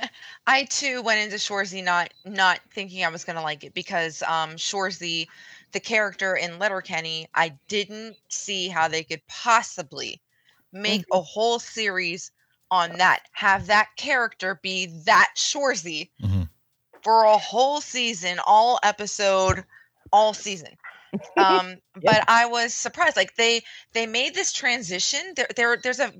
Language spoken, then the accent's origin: English; West Virginia, United States; also born or lived in Ohio